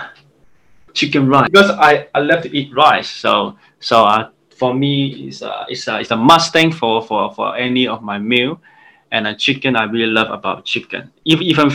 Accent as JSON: {"language": "English", "country": "Hong Kong", "said": "I'm from Hong Kong"}